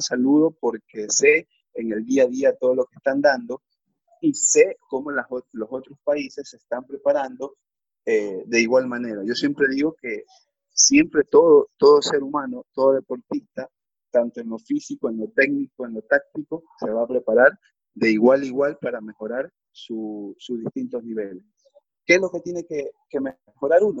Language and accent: Spanish; Ecuador; como ecuatoriano